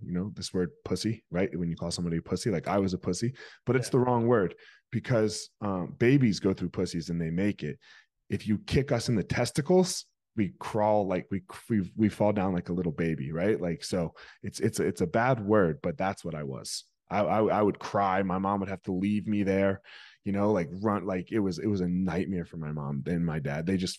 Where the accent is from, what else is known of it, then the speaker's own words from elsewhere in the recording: Franklinville, New Jersey, United States; South Jersey, a little town called Franklinville. Nobody's heard of it.